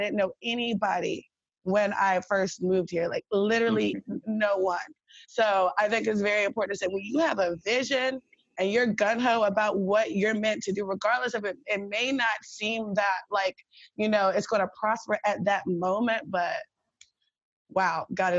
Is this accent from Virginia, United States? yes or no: yes; Virginia Beach, Virginia, United States; I'm from Virginia too. I'm from Virginia Beach.